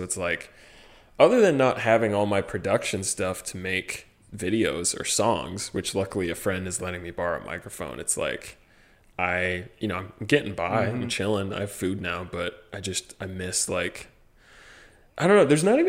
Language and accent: English; Midwest, United States; Yeah, no. See, I'm from the real Midwest.